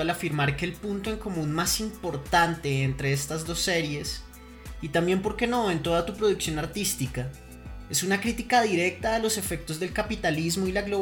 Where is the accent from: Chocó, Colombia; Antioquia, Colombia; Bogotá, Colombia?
Bogotá, Colombia; also born or lived in Buenos Aires, Argentina; Yo nací en Bogotá en 1981.